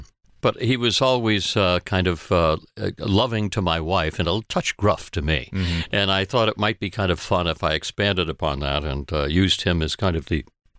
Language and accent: English; Connecticut, United States; also born or lived in Maine / Boston; New England. I'm a New England boy. I was born in Maine, lived there for a while. Lived a little bit in Boston. Most of my life in Connecticut.